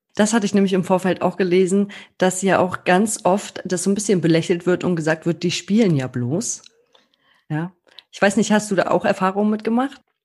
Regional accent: Germany

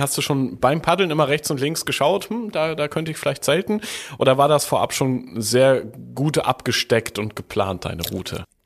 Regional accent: Germany; bei uns in Deutschland

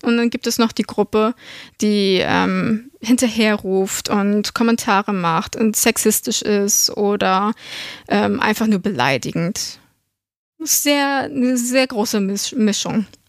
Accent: Germany; wir sind alle aus Deutschland

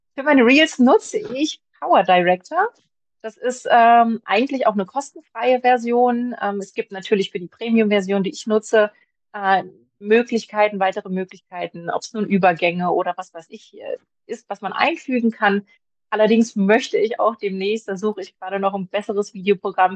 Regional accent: Magdeburg, Saxony-Anhalt, Germany; Ich komme aus Magdeburg

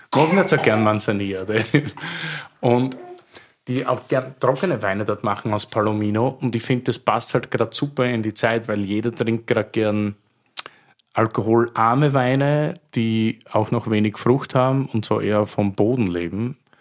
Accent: Styria, Austria; Also ich bin aus der Steiermark, aber an der Grenze zum Südburgenland

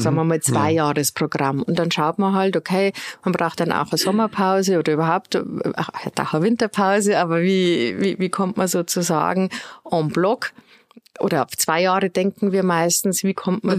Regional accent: Straubing, Bavaria, Germany; moved away as an adult; now in Regensburg, Germany; Ich komme nicht so weit her aus Straubing. Äh, dort habe ich meine Schulzeit verbracht

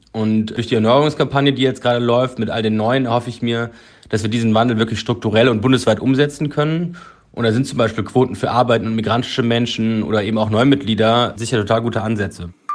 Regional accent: Cologne, North Rhine-Westphalia, Germany; moved away as an adult; now in Berlin, Germany; meiner Heimatstadt Köln

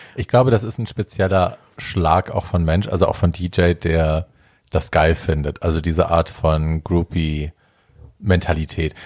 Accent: Hesse, Germany; bei uns in Hessen

